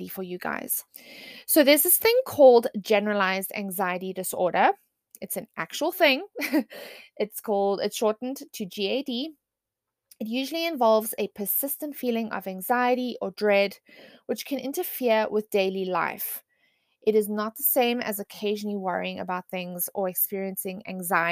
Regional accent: South Africa; moved away; I grew up in South Africa.

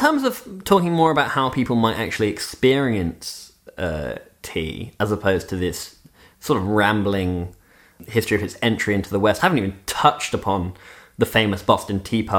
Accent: Switzerland; also born or lived in United Kingdom; If there are any listeners who don't know, Nick and I both grew up in Switzerland, but I'm British by birth. I'm a dual national.

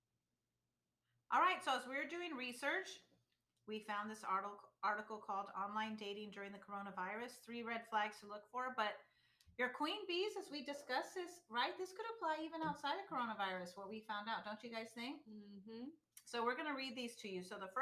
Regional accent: Texas, United States; we're from Texas

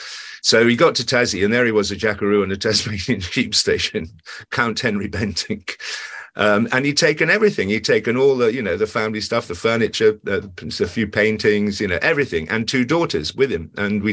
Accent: England, United Kingdom; But I'm not, and I am terribly English. Although 50% Yorkshire, so I'm a bit of a mongrel.

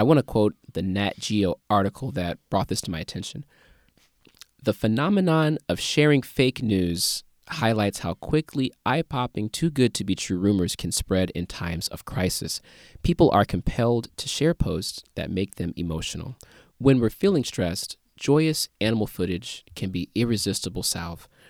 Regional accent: St. Louis, Missouri, United States; born or raised there

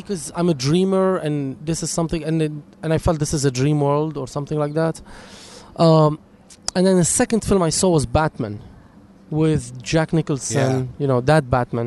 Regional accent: Lebanon; now in Los Angeles, United States; I was born in Lebanon

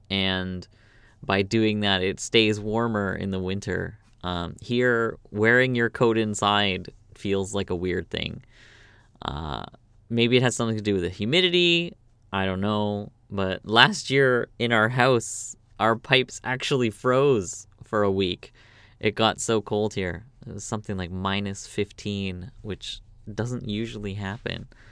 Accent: Canada; moved away as an adult; also born or lived in Korea; now in South Korea; I'm from Canada

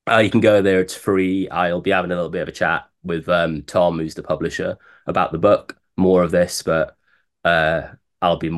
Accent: Bridgend, Wales, United Kingdom; born or raised there; moved away as an adult; now in London, United Kingdom

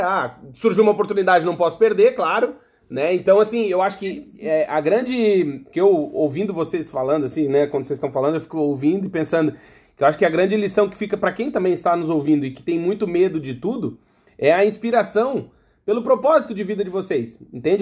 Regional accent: Rio Grande do Sul, Brazil; moved away; also born or lived in Blumenau; Eu sou gaúcho

